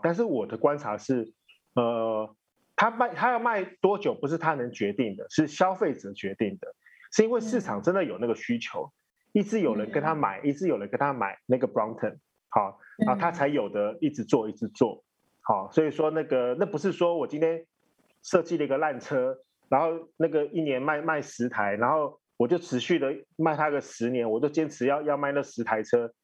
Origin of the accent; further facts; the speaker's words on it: Taiwan; 我们台湾人